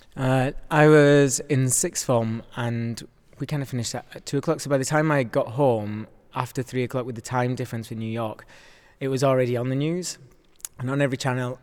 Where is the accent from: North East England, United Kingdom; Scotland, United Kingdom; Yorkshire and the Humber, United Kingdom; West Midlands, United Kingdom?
Yorkshire and the Humber, United Kingdom; I am from Yorkshire, so my family were able to come and see the work.